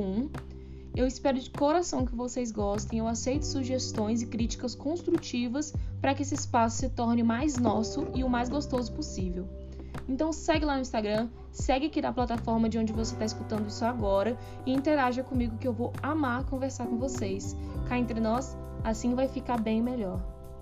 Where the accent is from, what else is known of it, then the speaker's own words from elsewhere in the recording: Curitiba, Paraná, Brazil; now in Goiânia, Brazil; sou curitibana, moro em Goiânia